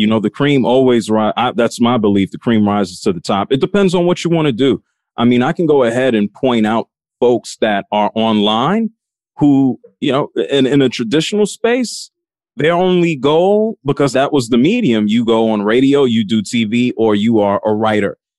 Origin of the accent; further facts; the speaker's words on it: New York City, New York, United States; I grew up in the North Bronx in New York City.